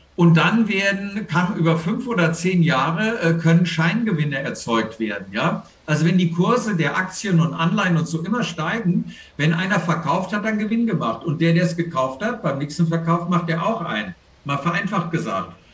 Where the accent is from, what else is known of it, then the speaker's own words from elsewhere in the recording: Germany; als Deutsche